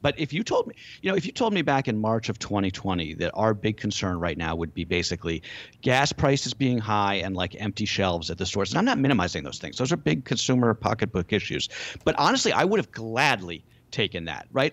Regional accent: United States; we being American consumers

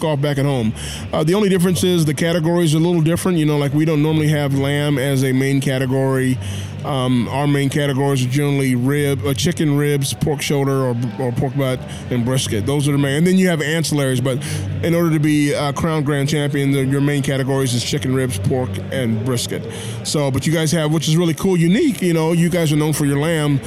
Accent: Iowa, United States; I'm from the center part of the country, which is, I'm from Iowa.

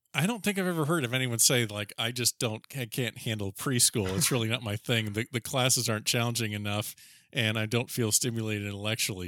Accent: Florida, United States; I'm a native Floridian too

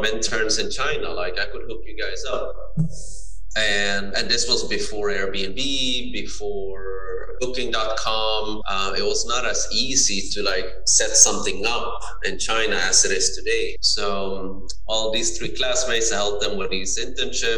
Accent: Sweden; I'm born and raised in Sweden

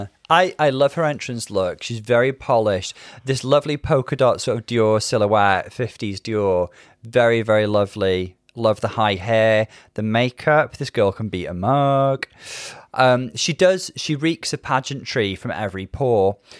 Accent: United Kingdom; growing up in British kind of culture

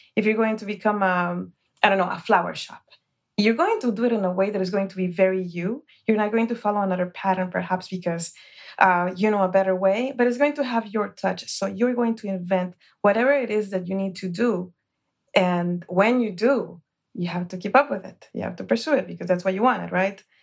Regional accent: Guatemala; moved away; I was born in Guatemala

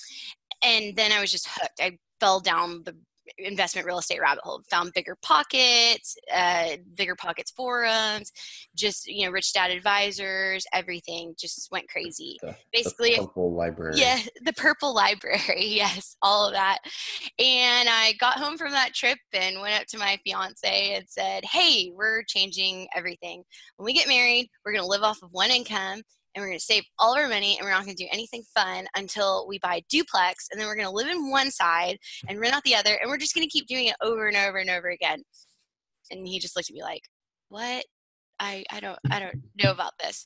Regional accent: Fort Worth, Texas, United States; also born or lived in Oklahoma; I grew up in Fort Worth, Texas

